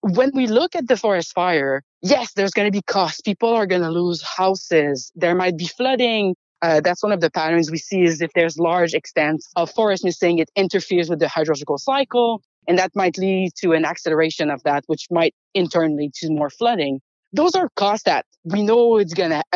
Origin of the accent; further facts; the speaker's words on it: Canada; As Canadian